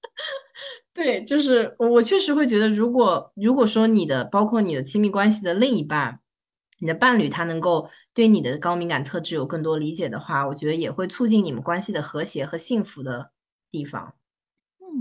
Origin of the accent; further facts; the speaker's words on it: Shanghai, China; 我是上海人